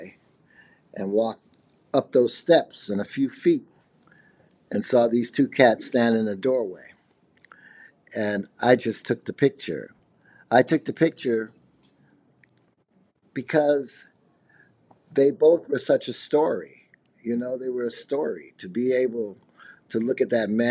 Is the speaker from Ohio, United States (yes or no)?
no; Chicago, Illinois, United States; I'm from Chicago, Illinois, and I'm a multimedia artist